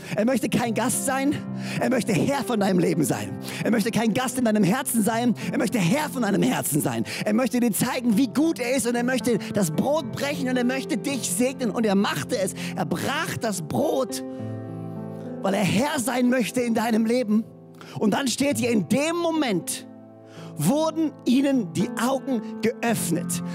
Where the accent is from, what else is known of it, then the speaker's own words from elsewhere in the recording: Böhringen, Baden-Württemberg, Germany; now in Orsingen, Germany; ich bin in Böhringen groß geworden und lebe jetzt in Orsingen.